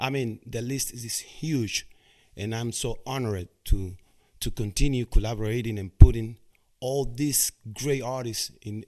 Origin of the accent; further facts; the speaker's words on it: Cuba; moved away; that I didn't know when I came from Cuba in 1998.